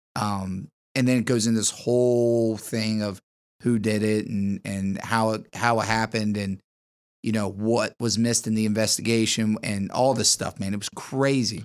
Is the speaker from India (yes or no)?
no; Harrison, Ohio, United States; I am from, uh, the wonderful land of Harrison, Ohio.